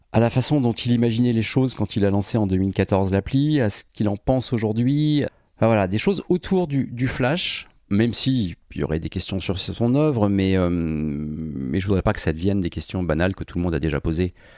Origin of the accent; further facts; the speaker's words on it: Paris, Île-de-France, France; Je suis parisien depuis, euh, depuis, depuis gamin. Enfin, parisien ou banlieusard suivant les périodes.